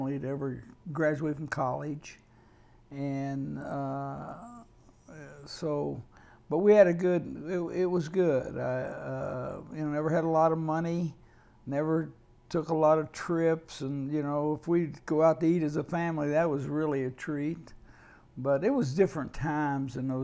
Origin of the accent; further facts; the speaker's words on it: Charleston, West Virginia, United States; moved away as an adult; also born or lived in California; born and raised in Charleston, West Virginia